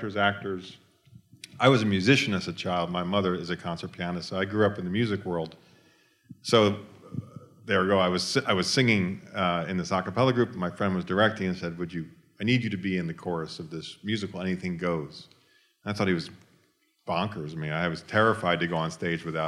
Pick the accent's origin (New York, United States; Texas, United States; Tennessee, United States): New York, United States; I grew up in New York, and we had lots of rallies and marches.